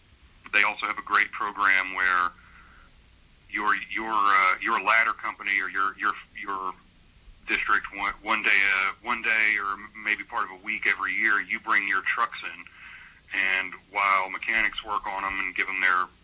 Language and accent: English; Texas, United States; moved away; when I was growing up in Texas, and as an ROTC cadet